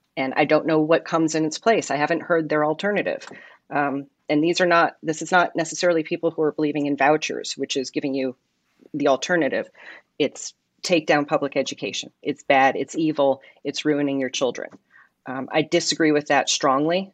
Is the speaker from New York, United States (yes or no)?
yes; New York City, New York, United States; moved away as an adult; now in Simi Valley, United States; I'm not a California native. I come from New York City originally. I moved to Simi Valley when I was twenty